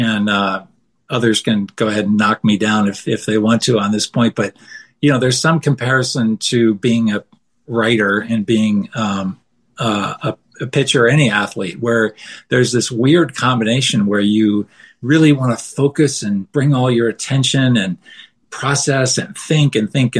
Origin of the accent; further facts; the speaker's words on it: outside Boston, Massachusetts, United States; moved away as an adult; now in Denver, United States; I grew up outside Boston